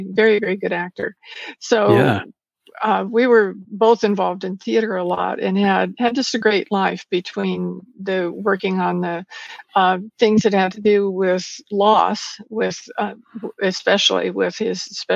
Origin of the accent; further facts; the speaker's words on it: Porterville, California, United States; I was born and raised in a very small town in California called Porterville